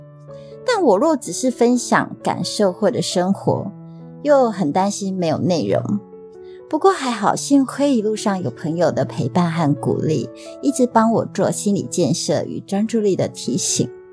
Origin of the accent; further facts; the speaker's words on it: Taiwan; accent: Taiwanese Mandarin; 我偶尔不标准的台湾国语